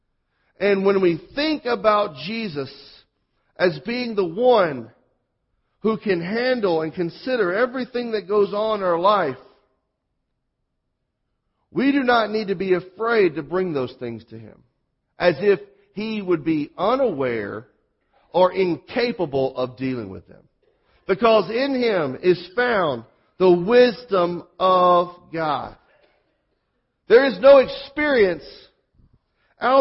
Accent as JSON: {"language": "English", "region": "Mississippi", "country": "United States", "tie": "born or raised there", "accent": "southern", "moved": "yes"}